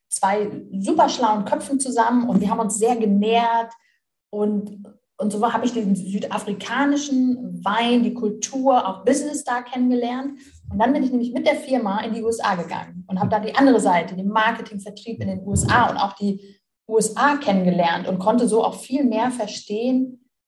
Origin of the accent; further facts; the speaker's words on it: Melle, Lower Saxony, Germany; bis ich Abitur gemacht habe, wollte ich nie weg aus meiner Heimatstadt. Das ist Melle, bei Osnabrück ist so ein okay. kleines.